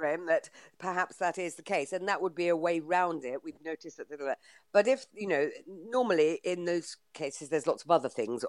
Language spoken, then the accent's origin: English; Bletchley, South East England, United Kingdom; my hometown of Bletchley